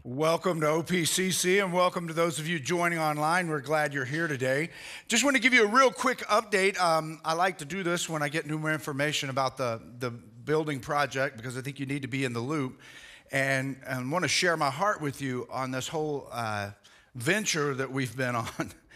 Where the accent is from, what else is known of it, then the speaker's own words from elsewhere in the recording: United States; I'm proud to be an American